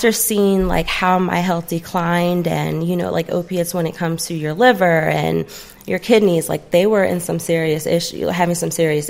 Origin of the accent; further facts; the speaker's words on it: New Jersey, United States; now in Paulding County, Georgia, United States; I'm from Jersey